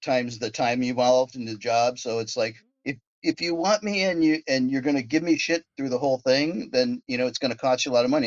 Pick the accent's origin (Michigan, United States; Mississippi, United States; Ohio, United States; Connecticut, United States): Ohio, United States; University Heights; Growing up, I grew up outside of Cleveland in a little town called University Heights, Ohio.